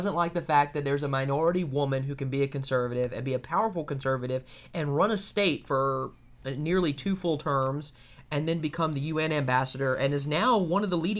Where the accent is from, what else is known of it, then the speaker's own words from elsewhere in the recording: South Carolina, United States; I'm from South Carolina